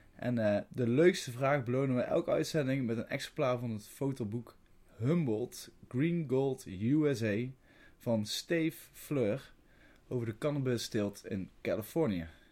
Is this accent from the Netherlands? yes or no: yes; Veldhoven, North Brabant, Netherlands; moved away as an adult; now in Tilburg, Netherlands; Ik kom uit Veldhoven, geboren in Veldhoven. Ik woon nu woonachtig in eh, Tilburg